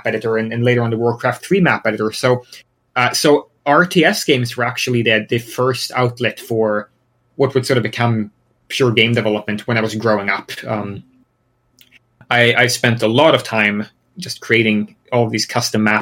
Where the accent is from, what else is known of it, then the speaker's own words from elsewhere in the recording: Sweden; moved away as an adult; now in United States; I'm originally from Sweden. I moved to the US about almost 6 years ago now. But I've lived in Sweden all my life.